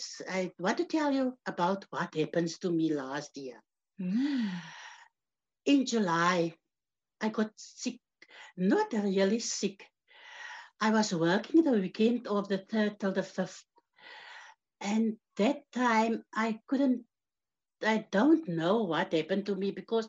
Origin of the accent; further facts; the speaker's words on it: George, Western Cape, South Africa; born and bred in George, grew up in George